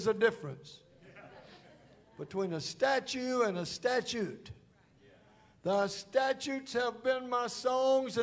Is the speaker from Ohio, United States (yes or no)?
no; Holly Springs, Mississippi, United States; I was born in Holly Springs, Mississippi. Big town of Holly Springs